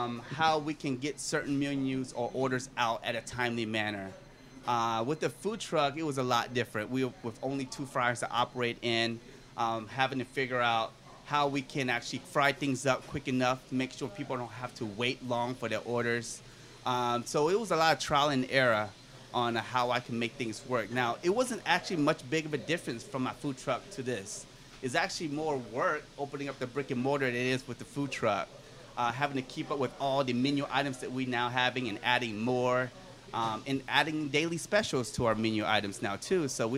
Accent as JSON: {"language": "English", "region": "Louisiana", "country": "United States", "said": "We come from a family of eating spicy food, you know, being Cajun and all."}